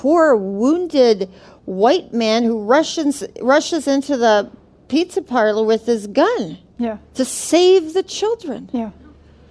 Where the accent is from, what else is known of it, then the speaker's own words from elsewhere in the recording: Minnesota, United States; moved away; I grew up in Minnesota